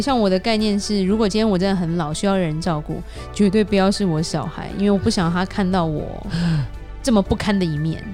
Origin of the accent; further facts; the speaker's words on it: Taiwan; now in United States; 我们台湾人观念会觉得，这样的父母好像不是好父母的感觉